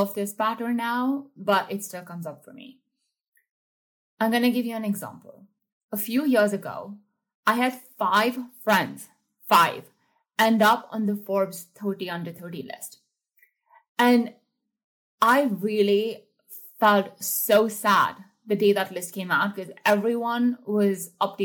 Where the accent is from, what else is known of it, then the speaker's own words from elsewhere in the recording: India; I grew up in India